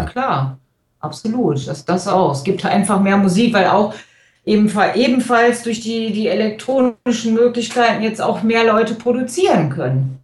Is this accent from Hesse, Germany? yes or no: no; Krefeld, North Rhine-Westphalia, Germany; in Krefeld, wo ich herkomme